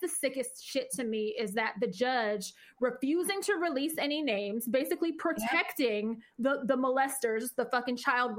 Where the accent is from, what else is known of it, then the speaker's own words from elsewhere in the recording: Richmond, California, United States; I'm from Richmond